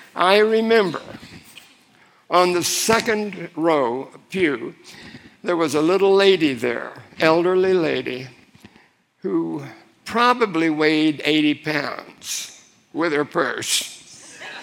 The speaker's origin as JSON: {"language": "English", "town": "Miami", "region": "Florida", "country": "United States", "tie": "born or raised there", "said": "I grew up in Miami. My family were longtime Floridians"}